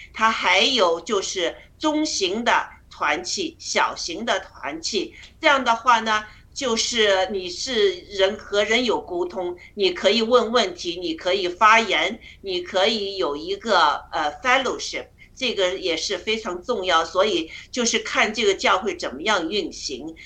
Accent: China; moved away; 我们中国人出来这么多

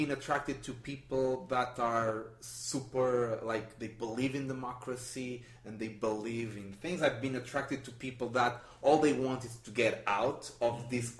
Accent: Portugal; English is a second language; no, I'm from Portugal. What? It was amazing.

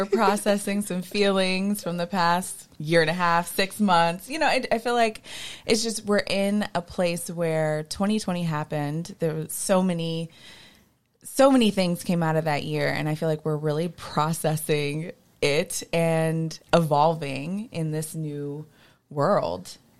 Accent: Dallas, Texas, United States; now in Chicago, United States; and I was born in Chicago, grew up in Dallas, and went to Chicago for college.

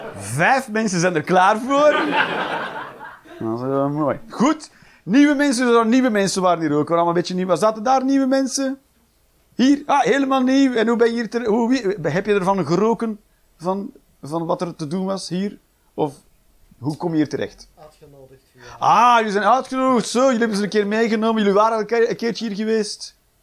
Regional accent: Flanders, Belgium; moved away as an adult; now in Netherlands; in Nederland te wonen, zeker als Belg

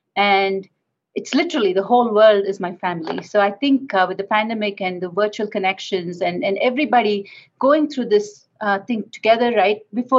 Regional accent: India; I come from India.

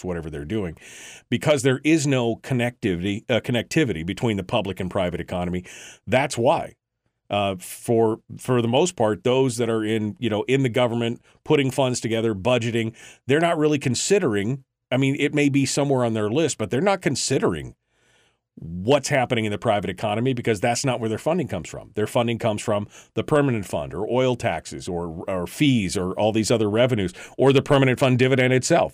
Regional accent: Fairbanks, Alaska, United States; born and raised in Fairbanks

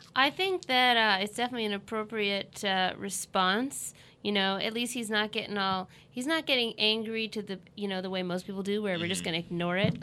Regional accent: Nova Scotia, Canada; I'm from Nova Scotia.

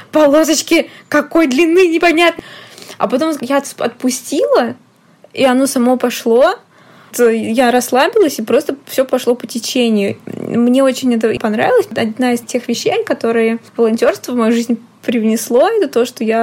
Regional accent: Tver, Tver Oblast, Russia; после того, как я приехала из Твери mm-hmm. учиться в университете

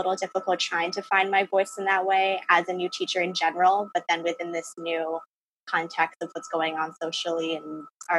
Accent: Ossining, New York, United States; I'm from Austining, New York, in Westchester County

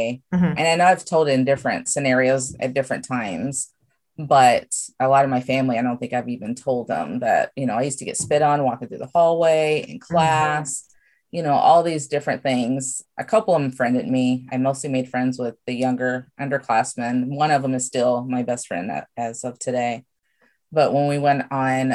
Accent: Memphis, Tennessee, United States; moved away as an adult; also born or lived in Rockford, Illinois; now in Cedar Rapids, United States; I was born in Rockford, Illinois, but spent most of my life in Memphis, Tennessee

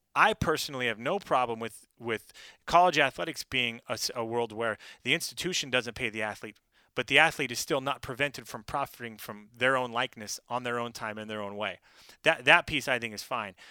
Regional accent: Oregon, United States; moved away as an adult; also born or lived in Pacific Northwest; now in South Carolina, United States; I grew up in Oregon

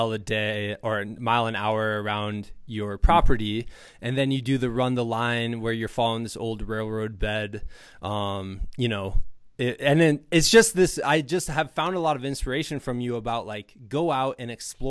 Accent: Iowa, United States; now in Colorado, United States; my home state of Iowa

